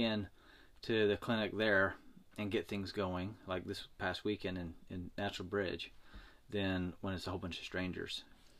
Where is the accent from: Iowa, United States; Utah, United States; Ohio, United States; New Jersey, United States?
Utah, United States; moved away; I'm from Utah.